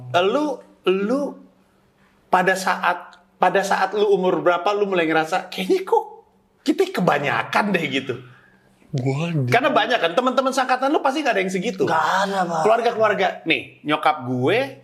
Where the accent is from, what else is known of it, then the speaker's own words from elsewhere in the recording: Jakarta, Indonesia; Jakarta gua